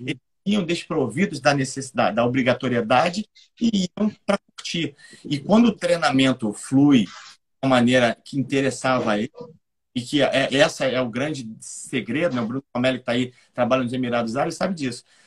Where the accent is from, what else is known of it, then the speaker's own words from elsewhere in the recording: Rio de Janeiro, Brazil; eu sou do Rio de Janeiro